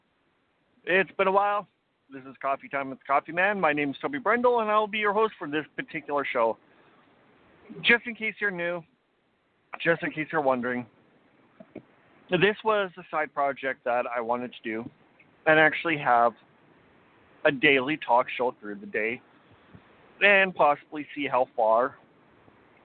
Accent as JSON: {"language": "English", "town": "Weyburn", "region": "Saskatchewan", "country": "Canada", "tie": "born or raised there", "said": "my hometown of Weyburn, Saskatchewan"}